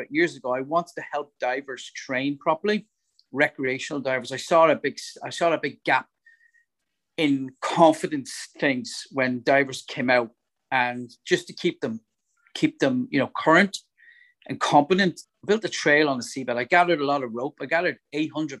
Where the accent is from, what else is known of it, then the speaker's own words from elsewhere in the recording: Dublin, Leinster, Ireland; now in Northern Ireland, United Kingdom; when I was growing up in Dublin